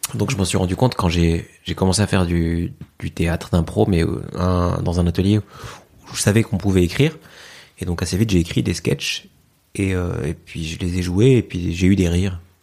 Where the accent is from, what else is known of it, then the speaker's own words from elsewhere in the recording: Fez, Fès-Meknès, Morocco; moved away; j'ai grandi au Maroc, à mhm. Fès